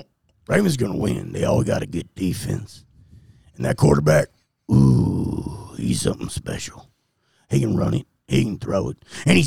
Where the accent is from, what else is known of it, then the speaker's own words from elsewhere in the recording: Florida, United States; You're going to come to Florida where shit is weird. You know I'm from Florida, by the way, don't you?